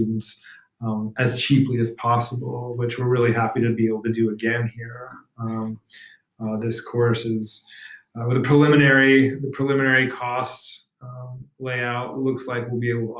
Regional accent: American Southwest, United States; I grew up in the American Southwest

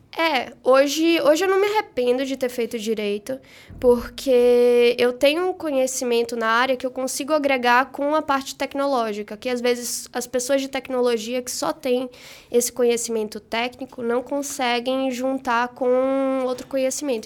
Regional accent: Salvador, Bahia, Brazil; moved away as an adult; now in São Paulo, Brazil

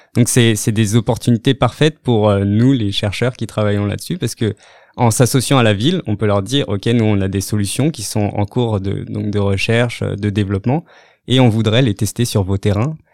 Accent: France; moved away as an adult; also born or lived in Rennes / Australia; now in Montreal, Canada; Je viens donc de, la, France, où j'ai commencé mes études en biologie végétale

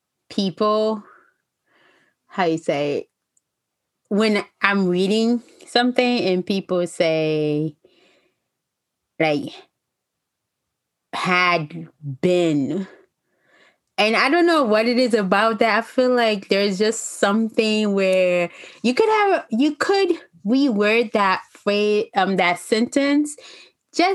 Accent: Haiti; I'm Haitian

